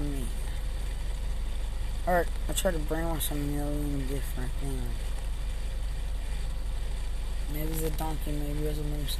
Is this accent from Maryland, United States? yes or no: no; Texas, United States; And I'm from Lubbock County.